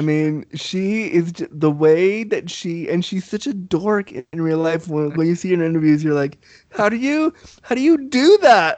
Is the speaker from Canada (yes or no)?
yes; Canada; also born or lived in Laguna Beach, California; I was raised Canadian, so I was raised with the snow.